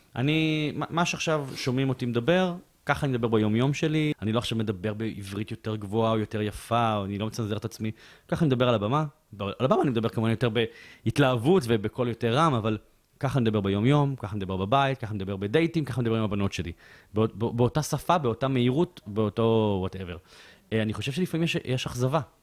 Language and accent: Hebrew; Bat Yam, Tel Aviv District, Israel; אני גדלתי בבית צנוע, בבת ים